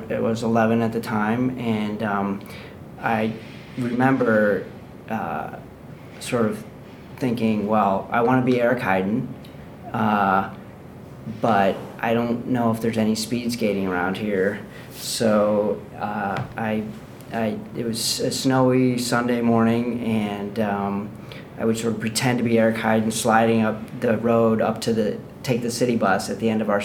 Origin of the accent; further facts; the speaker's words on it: Rochester, New York, United States; I learned about squash growing up in Rochester, New York, at the Genesee Valley Club